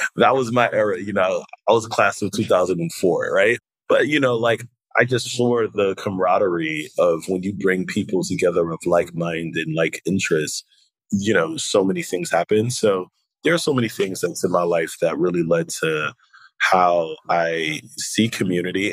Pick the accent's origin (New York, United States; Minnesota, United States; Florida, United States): New York, United States; New York City; also born or lived in Haiti; I was born in Haiti and I came to America at the age of three. And the Haitian community, particularly in New York City and Brooklyn, um, is so connected